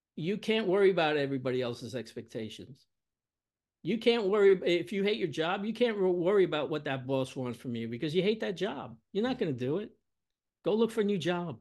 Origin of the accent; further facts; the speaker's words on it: New York City, New York, United States; I'm from Brooklyn, New York